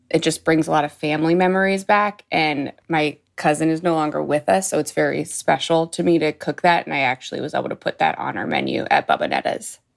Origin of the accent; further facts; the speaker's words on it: Youngstown, Ohio, United States; I'm originally from Youngstown, Ohio, and I'm still in Youngstown, Ohio